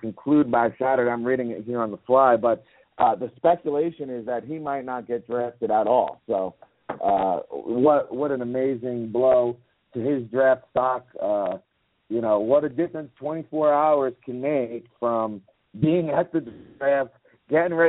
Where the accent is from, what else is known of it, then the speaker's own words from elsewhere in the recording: New Jersey, United States; I'm from the East Coast